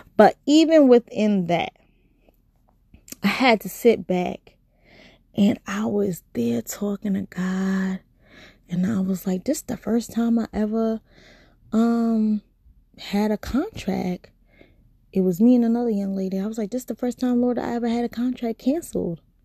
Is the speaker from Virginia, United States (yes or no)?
no; New York, United States; also born or lived in California; I am from New York.